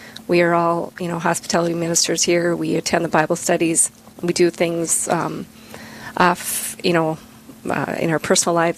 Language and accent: English; Bismarck, North Dakota, United States; I grew up here in Bismarck